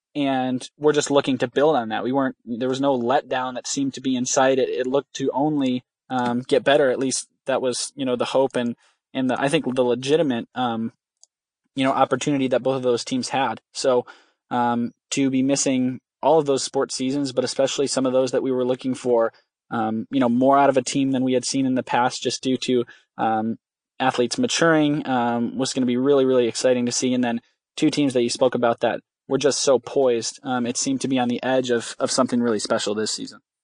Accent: West Michigan, United States; I'm from West Michigan

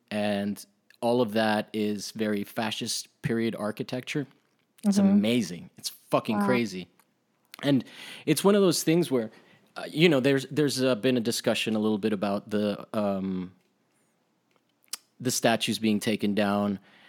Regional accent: Rome, Lazio, Italy; I mean, I grew up in Italy and there was a period where that shit was crazy.

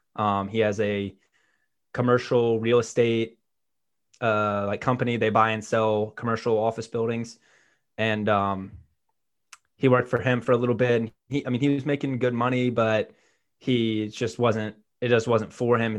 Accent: Birmingham, Alabama, United States; I'm from Birmingham, Alabama

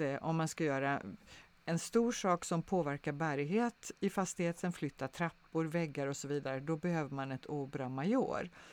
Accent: Sweden

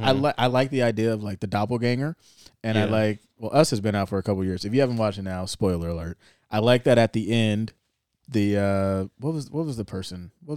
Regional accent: California, United States; And because we're from the Bay Area, I'm like, okay, this shit better be good.

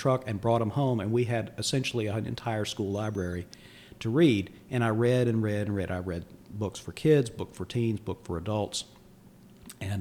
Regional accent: Mecklenburg County, North Carolina, United States; I grew up in Mecklenburg County

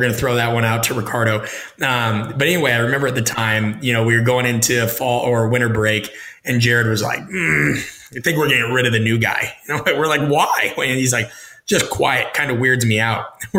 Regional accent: Omaha, Nebraska, United States; I'm from Omaha. I grew up in the shadow of Husker power

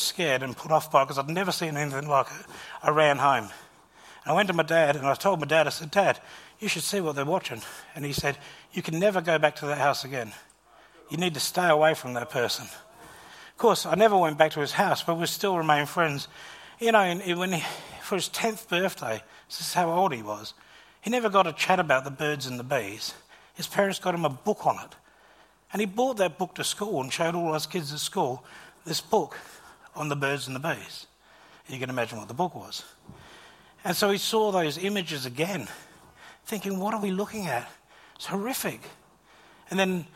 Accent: Gawler, South Australia, Australia; When I was in primary school, just a young lad, growing up in Gawler

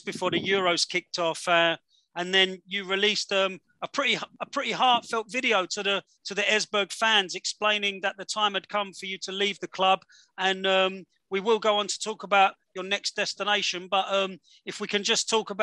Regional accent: England, United Kingdom; four English blokes

